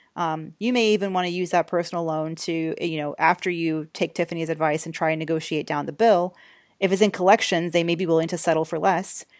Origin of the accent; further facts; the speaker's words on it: Georgia, United States; now in New York, United States; I'm from Georgia